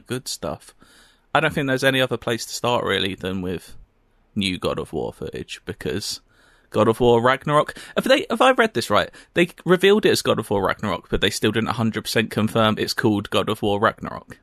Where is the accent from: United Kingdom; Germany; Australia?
United Kingdom; we're British.